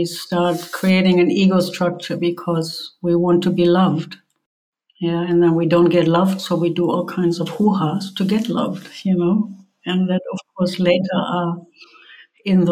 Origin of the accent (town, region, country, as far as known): Germany; born or raised there